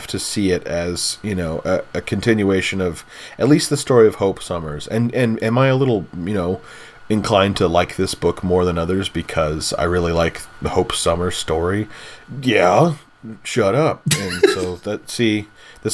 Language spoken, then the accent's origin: English; Indiana, United States; I grew up in Indiana